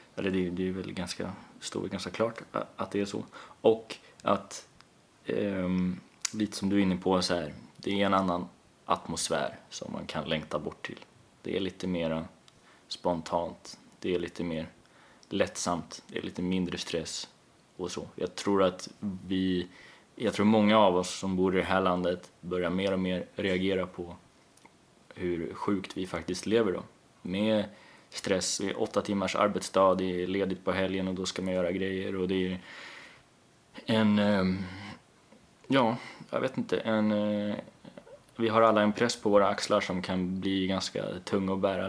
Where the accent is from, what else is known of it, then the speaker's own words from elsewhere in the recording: Kalmar, Kalmar County, Sweden; moved away; also born or lived in Östersund / Gotland; största delen av min eh, uppväxt skedde där. Men samtidigt så eh, har jag också alltid varit eh, en liten outsider i Kalmar